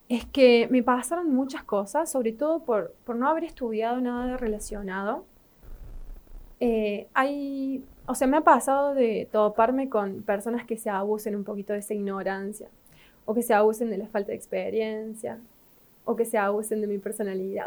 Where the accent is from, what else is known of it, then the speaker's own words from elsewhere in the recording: Río Cuarto, Córdoba, Argentina; la ciudad donde nací, que es acá en Río Cuarto.